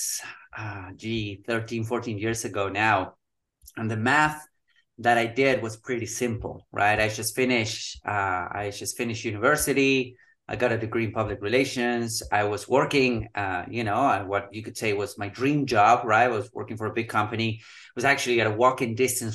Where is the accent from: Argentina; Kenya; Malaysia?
Argentina; Patagonia; moved away; I'm originally from Argentina. We were living in Patagonia, so it got really, really cold.